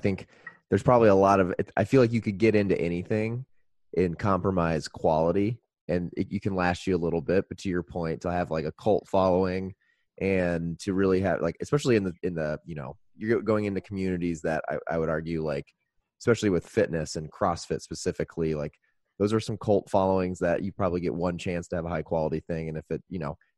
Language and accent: English; Indiana, United States; moved away as an adult; now in Chicago, United States; I grew up in Indiana